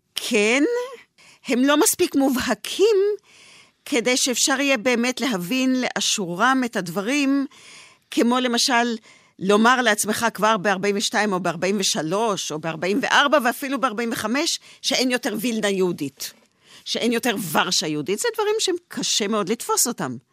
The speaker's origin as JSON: {"language": "Hebrew", "country": "Israel", "tie": "born or raised there", "said": "אני אה, דור שנולד אה, כבר בארץ, אני צברית, מה שנקרא"}